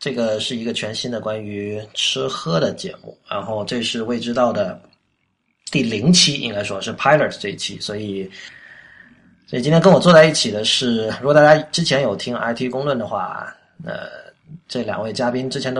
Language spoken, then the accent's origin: Chinese; Guangdong, China; now in Beijing, China; 我在广东长大嘛，所以广东人吃东西比较讲究原味嘛